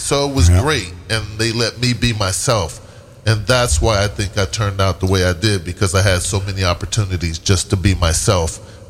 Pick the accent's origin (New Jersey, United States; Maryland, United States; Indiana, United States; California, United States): California, United States; San Diego; San Diego. I come from San Diego.